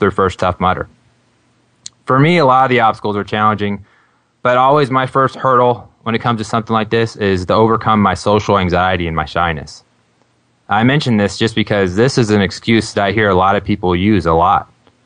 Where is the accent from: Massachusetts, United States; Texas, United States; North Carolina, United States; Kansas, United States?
Kansas, United States; Burlington; my hometown of Burlington, Kansas